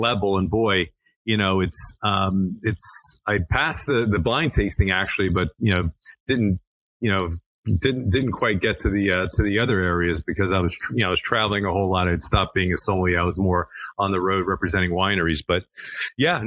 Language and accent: English; Miami, Florida, United States; I'm of Greek descent, born and raised in Miami, Florida